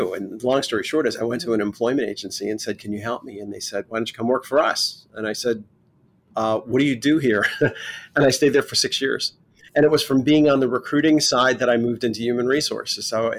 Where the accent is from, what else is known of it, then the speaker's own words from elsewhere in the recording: New York City, New York, United States; moved away; also born or lived in Los Angeles; I grew up in Brooklyn, New York, and kind of the Italian neighborhood